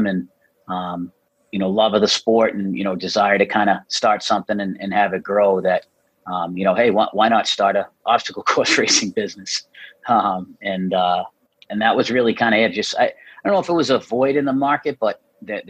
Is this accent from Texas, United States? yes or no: no; North Attleboro, Massachusetts, United States; I am from North Attleboro, Massachusetts